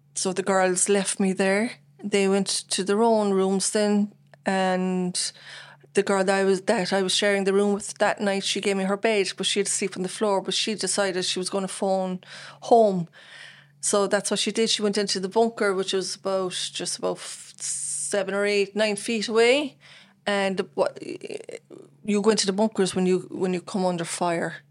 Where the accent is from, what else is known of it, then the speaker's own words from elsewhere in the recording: Bandon, Munster, Ireland; also born or lived in Cork; I'm from Bandon, born in Saint Finbarr's, um, nineteen seventy-seven, and, uh, born and reared in Bandon in Richmond Court